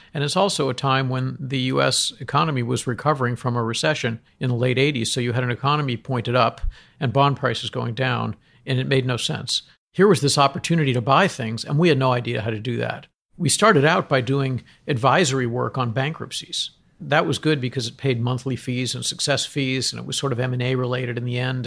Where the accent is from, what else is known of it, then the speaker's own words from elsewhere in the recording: Boston, Massachusetts, United States; moved away; I wasn't brought up in New York. I was brought up in Boston.